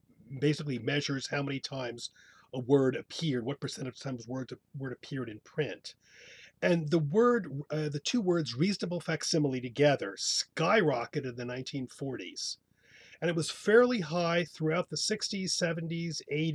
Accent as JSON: {"language": "English", "town": "Hoboken", "region": "New Jersey", "country": "United States", "tie": "born or raised there", "said": "we were born and bred and born and raised in Hoboken"}